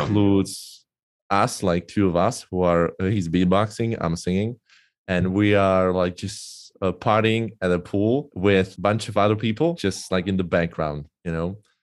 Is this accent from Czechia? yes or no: yes; Czechia; English is a second language; I'm from Czech Republic, uh, currently living in Brno